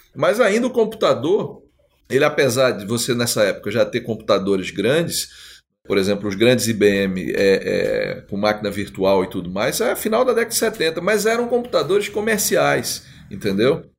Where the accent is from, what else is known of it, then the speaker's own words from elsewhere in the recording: Northeast Region, Brazil; eu sou nordestino